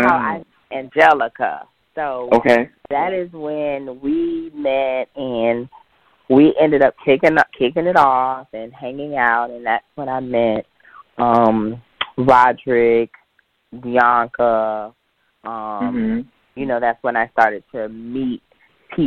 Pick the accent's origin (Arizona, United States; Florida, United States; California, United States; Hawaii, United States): Florida, United States; Jacksonville; I'm originally born and raised in Jacksonville